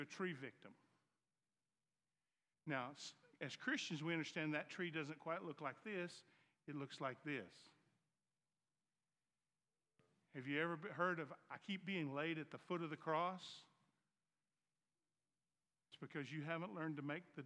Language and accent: English; the South, United States; accent: Southern; My Southern accent. So in the South